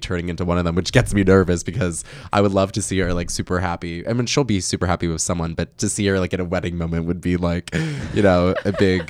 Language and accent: English; New Jersey, United States; moved away as an adult; also born or lived in New York City; now in United States (West Coast); I'm from Jersey.